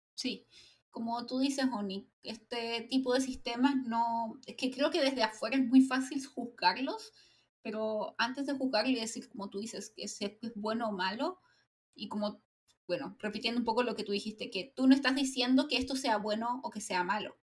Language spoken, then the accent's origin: Spanish; Chile; a mí como chilena